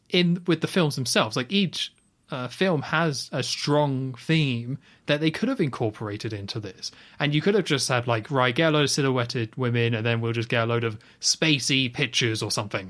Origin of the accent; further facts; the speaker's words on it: United Kingdom; we're both British